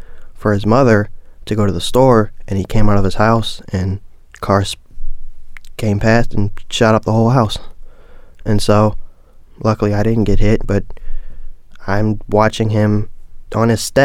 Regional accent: Baltimore, Maryland, United States; growing up in Baltimore it's rough

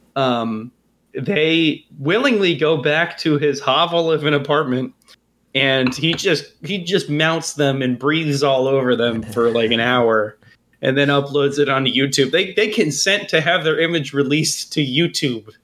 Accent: United States; as an American

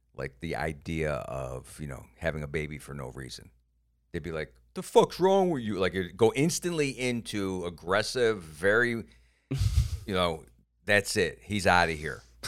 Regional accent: Cleveland, Ohio, United States; moved away; also born or lived in Iowa; I came from Cleveland

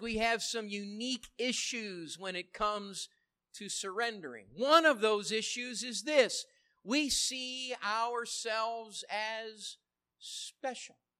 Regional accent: United States; I love being an American

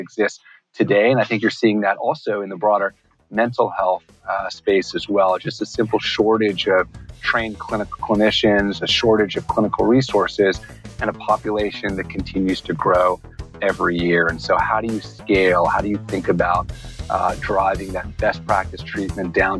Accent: New York City, New York, United States; growing up in New York City

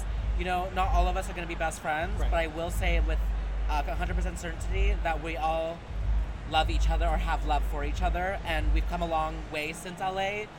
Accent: Vancouver, British Columbia, Canada; I'm from Vancouver though, so the climate here is very similar.

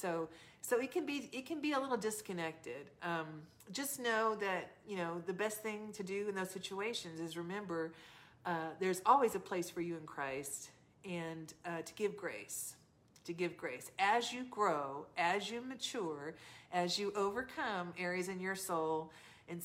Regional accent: the South, United States; I'm from the South.

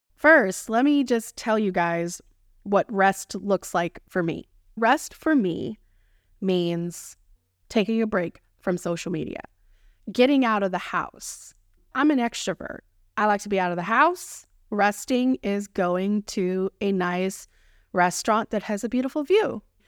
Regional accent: Texas, United States; accent: Texan; my Texan accent

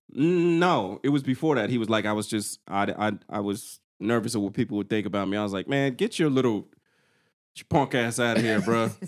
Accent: the South, United States; I'm from the South

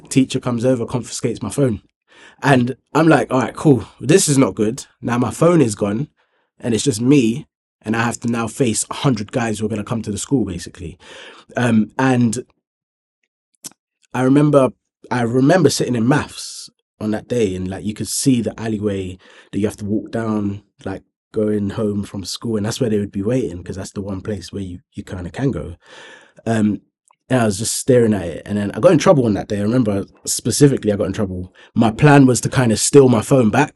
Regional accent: Thornton Heath, London, United Kingdom; growing up in Thornton Heath

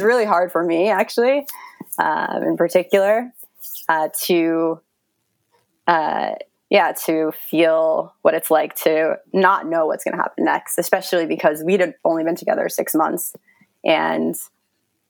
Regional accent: New York, United States; moved away as an adult; now in Berlin, Germany; I live in Berlin, but I'm from New York

